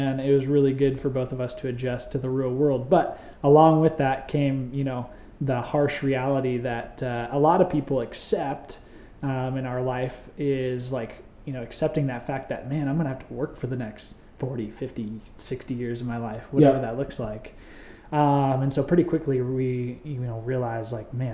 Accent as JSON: {"language": "English", "region": "Oregon", "country": "United States", "tie": "born or raised there", "moved": "as an adult", "lives_now": "Arizona, United States", "said": "I grew up in Oregon"}